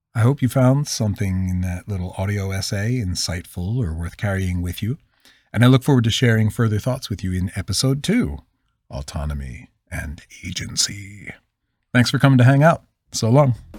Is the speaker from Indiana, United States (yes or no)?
no; Philadelphia, Pennsylvania, United States; accent: Northeast; I'm from the Northeast